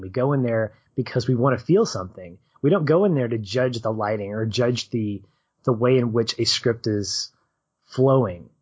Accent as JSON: {"language": "English", "region": "Arkansas", "country": "United States", "said": "I'm from Arkansas, the Diamond State"}